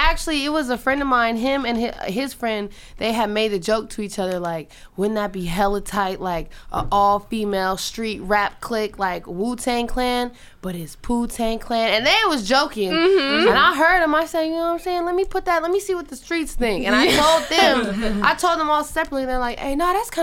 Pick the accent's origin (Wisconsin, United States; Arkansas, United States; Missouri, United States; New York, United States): New York, United States; New York City; I'm from Harlem